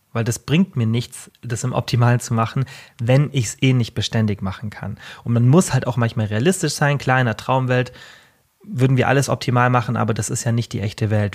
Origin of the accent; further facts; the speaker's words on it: Bavaria, Germany; Bei uns in Deutschland, wie kurz der Sommer ist, bei uns gibt's immer so eine Ja, wie so ein kleines Oktoberfest und, ähm, also Festwoche nennt sich das Allgäuer Festwoche